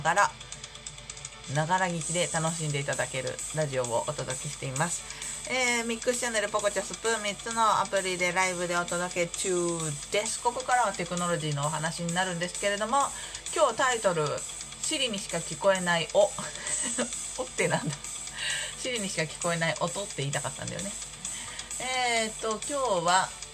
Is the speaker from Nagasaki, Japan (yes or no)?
no; Shizuoka, Japan; moved away; 地元が静岡なので今住んでいるところ